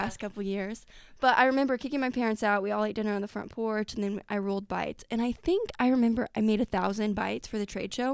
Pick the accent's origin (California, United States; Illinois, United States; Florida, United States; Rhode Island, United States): Illinois, United States; Effingham; I grew up in Effingham.